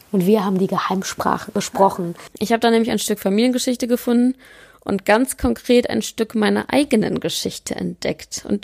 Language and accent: German; Ukraine; now in Germany